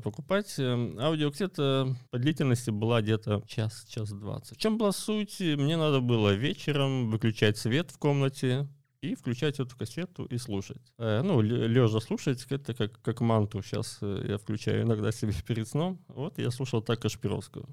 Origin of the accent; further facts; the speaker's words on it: Izmail district, Odesa Oblast, Ukraine; я сам из Измаильского района